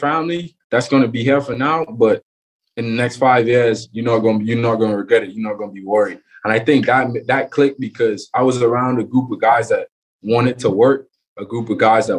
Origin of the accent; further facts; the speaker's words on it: Freeport, Grand Bahama, Bahamas; also born or lived in Nassau, Bahamas; growing up in Freeport, always played baseball my whole life